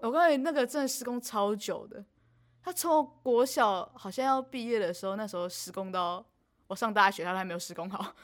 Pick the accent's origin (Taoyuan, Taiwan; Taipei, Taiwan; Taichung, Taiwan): Taoyuan, Taiwan; 我们是桃园人